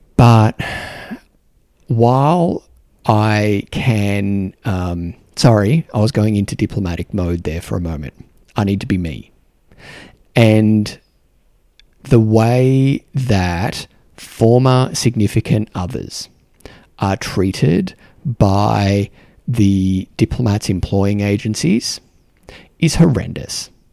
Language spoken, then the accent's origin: English; Australia; moved away as an adult; now in New Zealand; an Australian here in New Zealand